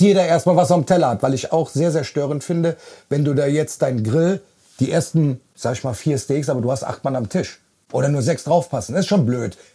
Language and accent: German; Bonn, North Rhine-Westphalia, Germany; Ich bin 49 Jahre. Vom Beruf bin ich Kraftfahrer. Ich komme aus Bonn